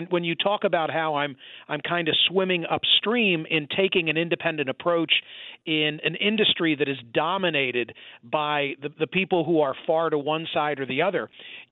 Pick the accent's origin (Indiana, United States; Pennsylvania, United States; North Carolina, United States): Pennsylvania, United States; Bucks County; in the community in which I was born and raised in Bucks County, Pennsylvania